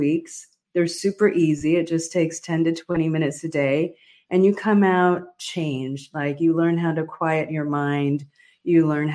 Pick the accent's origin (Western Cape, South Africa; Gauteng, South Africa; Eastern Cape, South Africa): Eastern Cape, South Africa; Near Port Elizabeth; I was born in South Africa during a very difficult time